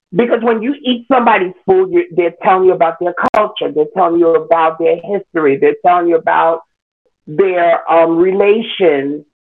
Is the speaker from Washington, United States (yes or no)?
no; New York City, New York, United States; I was born in Queens. I am a Queens native New Yorker